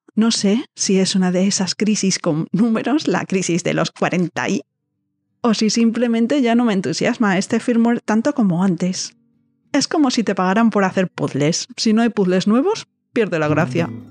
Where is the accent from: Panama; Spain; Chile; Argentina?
Spain; accent: Peninsular Spanish (with distinción, 'full of z's'); mi voz mi acento lleno de zetas